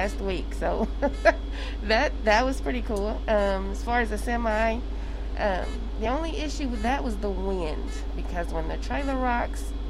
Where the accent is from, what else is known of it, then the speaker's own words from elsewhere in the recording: Wichita, Kansas, United States; I'm from Wichita and I'm driving a city bus